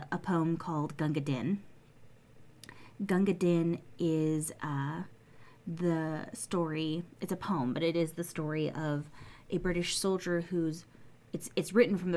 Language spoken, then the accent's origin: English; United States; I'm an American